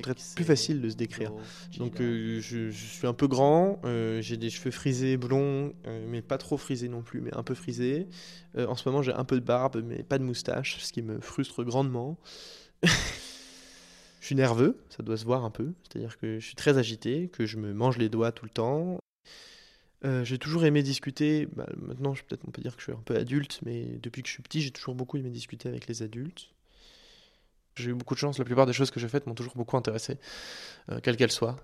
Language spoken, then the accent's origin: French; Paris, Île-de-France, France; Je fais 14 ans dans la même école privée à Paris